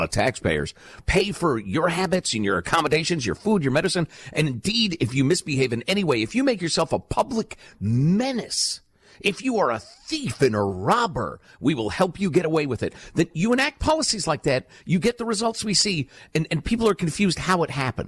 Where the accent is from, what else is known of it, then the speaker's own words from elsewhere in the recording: Chicago, Illinois, United States; When I was a little kid growing up in Chicagoland, my parents subscribed to the Chicago Tribune